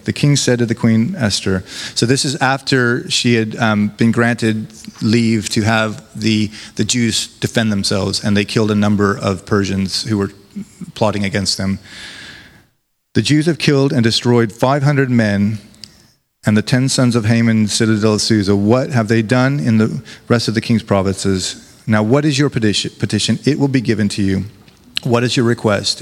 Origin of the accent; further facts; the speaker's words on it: United States; now in United Kingdom; As an American